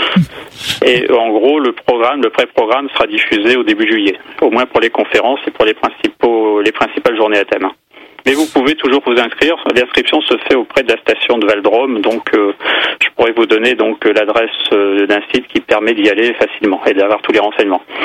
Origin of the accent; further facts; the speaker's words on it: the North, Hauts-de-France, France; Chez nous, dans le Nord